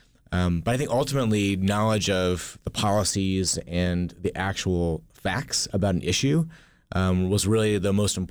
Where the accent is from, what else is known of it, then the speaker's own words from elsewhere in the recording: Kentucky, United States; Yeah, Kentucky's really fascinating. We, like many other states, have some regional divides.